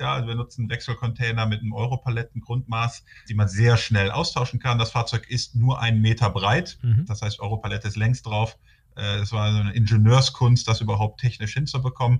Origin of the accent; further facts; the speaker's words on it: North Rhine-Westphalia, Germany; ich komme hier aus Nordrhein-Westfalen und bin dann in Aachen gelandet